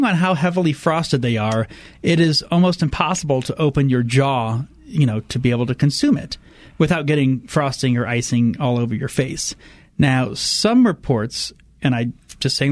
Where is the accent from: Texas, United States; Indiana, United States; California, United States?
Indiana, United States; Fort Wayne; my hometown ECHL hockey team, the Fort Wayne Comets.